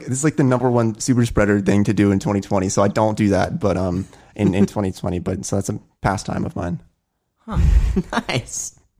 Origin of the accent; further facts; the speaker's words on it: Pennsylvania, United States; I'm born and raised in Pennsylvania, so uh, I have my hometown friends